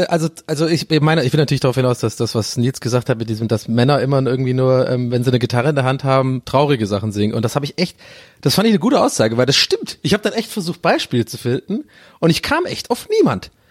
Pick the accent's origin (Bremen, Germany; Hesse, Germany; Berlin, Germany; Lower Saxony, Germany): Berlin, Germany; dass ich habe null Bock auf die Nummer gerade als Berliner.